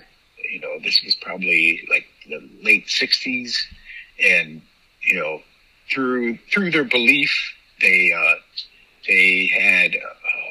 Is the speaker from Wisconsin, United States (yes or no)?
yes; Baraboo, Wisconsin, United States; also born or lived in San Diego / Black River Falls; I grew up in the Baraboo area